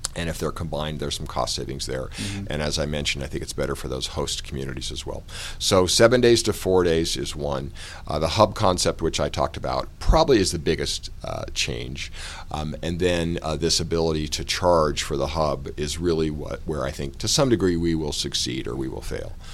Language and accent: English; Colorado, United States; I grew up in Colorado, and uh, I grew up in a sporting goods family